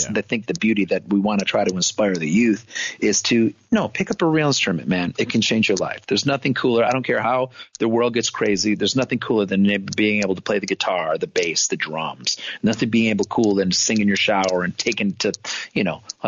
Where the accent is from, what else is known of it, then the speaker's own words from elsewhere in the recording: Michigan, United States; I grew up in Michigan